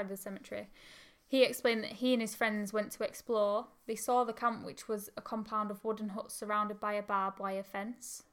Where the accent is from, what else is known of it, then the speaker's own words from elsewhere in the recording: Oldham, North West England, United Kingdom; we're from Oldham